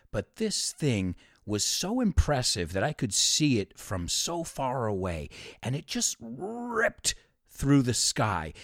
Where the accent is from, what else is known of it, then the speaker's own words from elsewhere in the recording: New York, United States; now in Spain; I'm from New York